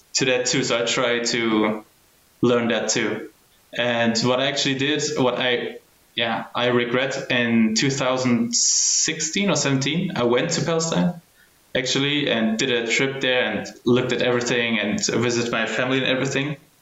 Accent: Germany; I was born and raised in Germany

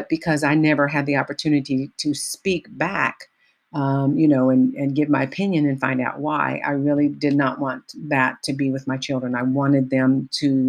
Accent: Richmond, California, United States; I grew up in the Bay Area in Richmond, a little town called Richmond, California

